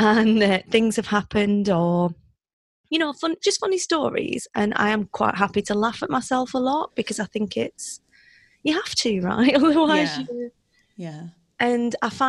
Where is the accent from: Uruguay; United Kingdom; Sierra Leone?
United Kingdom; moved away as an adult; also born or lived in South Africa; I am British